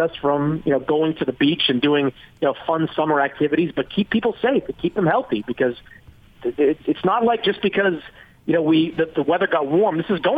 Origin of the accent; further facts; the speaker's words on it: Boston, Massachusetts, United States; moved away as an adult; also born or lived in New York; as someone that was born and raised in Boston